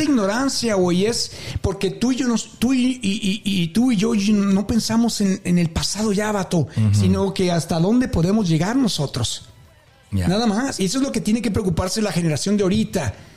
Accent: Mexico; nosotros como mexicanos

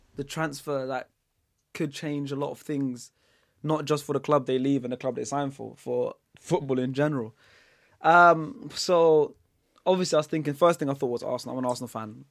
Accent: Netherlands; moved away; I was born in the Netherlands

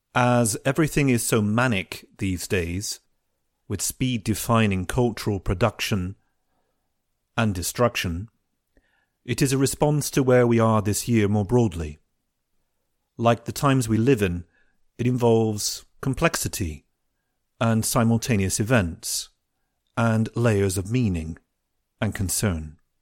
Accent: United Kingdom; we Europeans and especially us Brits

